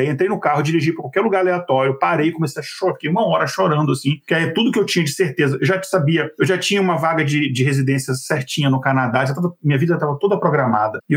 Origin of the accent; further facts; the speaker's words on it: Brasília, Federal District, Brazil; moved away as an adult; now in São José dos Campos, Brazil; Dois meses depois, eu saí de Brasília, fui pro, pro interior de São Paulo, pra São José dos Campos, sem ter lugar pra morar, sem não conhecer ninguém, sem ter emprego.